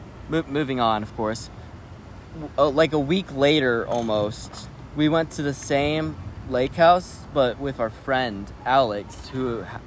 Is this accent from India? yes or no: no; England, United Kingdom; It's not English, but I'm English, so...